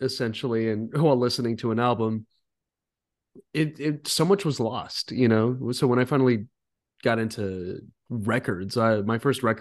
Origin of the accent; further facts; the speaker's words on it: Rancho Cucamonga, California, United States; I grew up in Altaloma, California